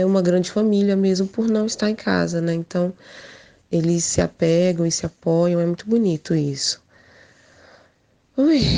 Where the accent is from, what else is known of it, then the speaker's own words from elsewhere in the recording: Portugal; eu sou portuguesa, meus pais são. Minha mãe é angolana, meu pai é de Guiné-Bissau, e eles vieram aqui para Portugal